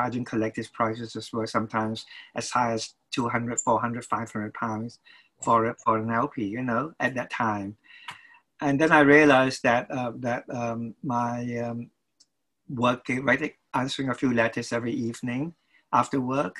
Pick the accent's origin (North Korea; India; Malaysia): Malaysia; Kuala Lumpur; moved away as an adult; now in London, United Kingdom; I was born in Kuala Lumpur, Malaysia. As a little boy, my mother took me to see all those wonderful MGM musicals